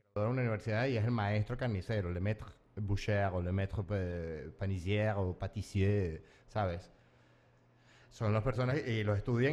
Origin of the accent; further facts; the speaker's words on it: Mérida, Venezuela; moved away as an adult; also born or lived in Yaracuy, Venezuela / Metz, France; now in Paris, France; yo que soy yaracuyano de nacimiento, pero gocho de, corazón, porque fue más tiempo el que viví en Mérida que el que viví en Yaracuy